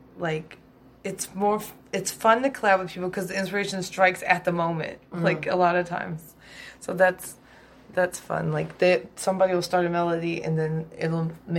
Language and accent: English; Louisville, Kentucky, United States; I am a musician from Louisville, Kentucky